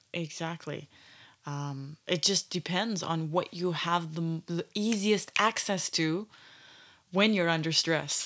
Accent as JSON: {"language": "English", "country": "Canada", "tie": "born or raised there", "said": "growing up in Canada"}